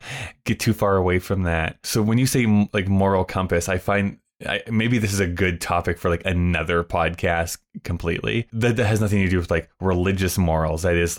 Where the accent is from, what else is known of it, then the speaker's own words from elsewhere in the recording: Canada; being the Canadian that I am